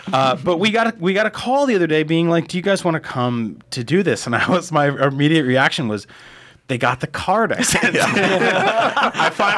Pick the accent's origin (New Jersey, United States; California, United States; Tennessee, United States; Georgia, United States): New Jersey, United States; moved away; I grew up in New Jersey.